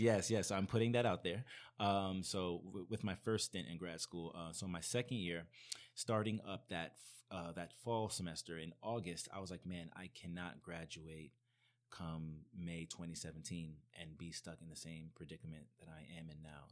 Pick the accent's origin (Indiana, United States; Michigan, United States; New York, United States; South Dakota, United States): New York, United States; New York City; I'm originally from New York.